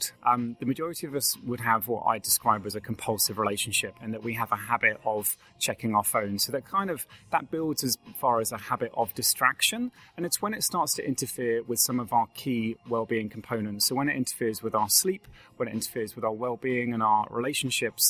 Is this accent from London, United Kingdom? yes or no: no; Hampshire, South East England, United Kingdom; moved away as an adult; now in Ireland; I'm from Hampshire in England, but I've been here for 15 years